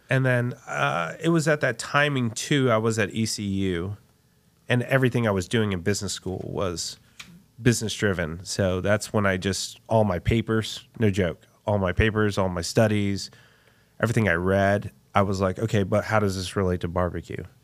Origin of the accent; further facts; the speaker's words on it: Texas, United States; my father came from Puerto Rico, uh, to get his P H D, Texas A and M, and I was born in Texas